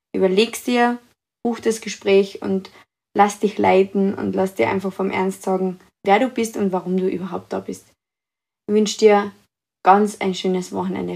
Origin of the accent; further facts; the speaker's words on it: Carinthia, Austria; ich bin aus Österreich, aus Kärnten